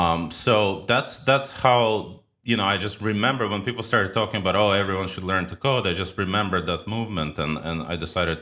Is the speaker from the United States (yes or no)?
yes; New York City, New York, United States; also born or lived in Ukraine; I was born in Ukraine. I moved to New York City with my parents when I was 13. I basically grew up in New York, or spent, you know, half my life in New York.